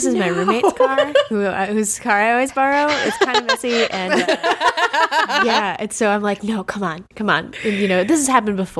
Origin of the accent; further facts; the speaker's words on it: Chicago, Illinois, United States; I'm from Chicago. This car does handle well in the snow.